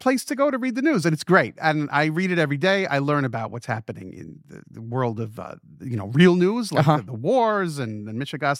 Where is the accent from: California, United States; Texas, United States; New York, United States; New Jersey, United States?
New Jersey, United States; so I grew up in New Jersey, this foreign land.